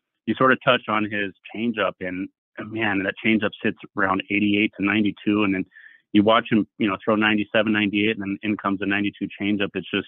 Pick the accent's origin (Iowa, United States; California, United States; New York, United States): California, United States; moved away; I'm coming from California, moving to the Midwest.